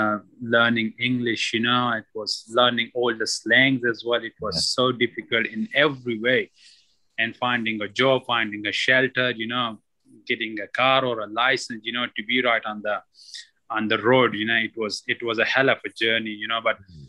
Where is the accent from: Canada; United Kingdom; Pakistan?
Pakistan; I came from Pakistan and no training whatsoever, no cricket.